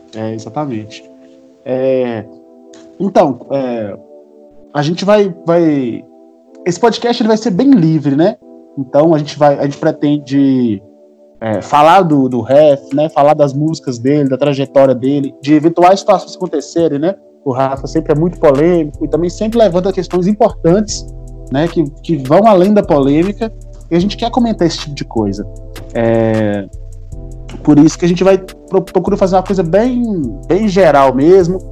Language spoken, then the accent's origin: Portuguese; Minas Gerais, Brazil; also born or lived in Ouro Preto; A gente é de Minas Gerais, nós somos mineiros. Sim. Eu sou de, morador de Ouro Preto